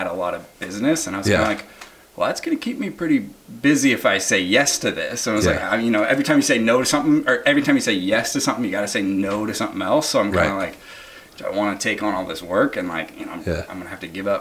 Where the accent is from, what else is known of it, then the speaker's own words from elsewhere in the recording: Seattle, Washington, United States; now in Southern California, United States; I'm from Seattle, Washington originally